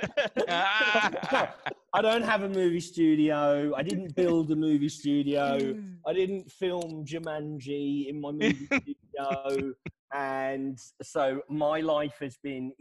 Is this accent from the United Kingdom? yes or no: yes; United Kingdom; I'm British.